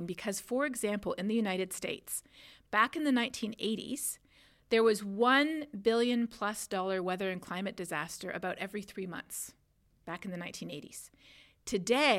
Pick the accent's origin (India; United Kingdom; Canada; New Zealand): Canada; my home country of Canada